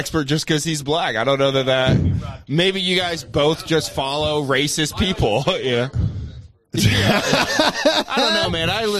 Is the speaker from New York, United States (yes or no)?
no; Florida, United States; I grew up in Florida.